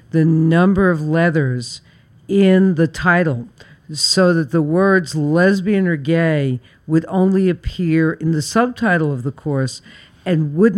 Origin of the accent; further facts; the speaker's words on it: New York City, New York, United States; I was born and raised in Flatbush.